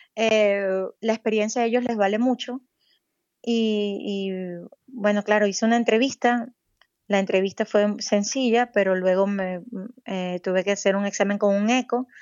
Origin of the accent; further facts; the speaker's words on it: Venezuela; moved away as an adult; also born or lived in Caracas, Venezuela; now in Saudi Arabia; yo soy venezolana